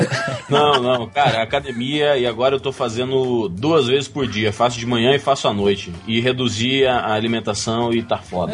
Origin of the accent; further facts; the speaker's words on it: Mato Grosso, Brazil; Mato Grosso, né? Eu sou do Mato Grosso